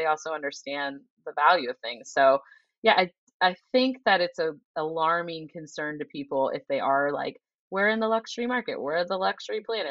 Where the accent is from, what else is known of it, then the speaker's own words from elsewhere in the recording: Ohio, United States; now in Boston, United States; I am from Ohio. I grew up in a very modest family.